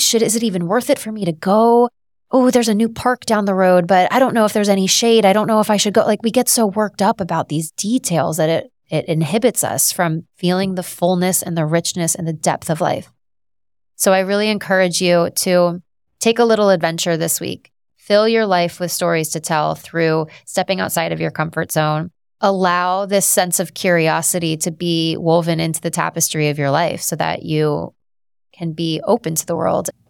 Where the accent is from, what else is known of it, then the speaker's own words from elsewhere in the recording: Southern Florida, United States; I'm from Southern Florida.